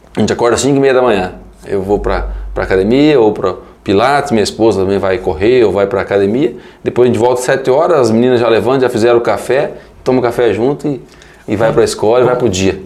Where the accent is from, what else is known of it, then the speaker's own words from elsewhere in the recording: Medianeira, Paraná, Brazil; also born or lived in Assis Chateaubriand; Vim para cá com 30 dias, minha mãe voltou para casa dos pais, né? Voltou para casa da minha avó, do meu avô, e eu fui recebido, né? em casa e criado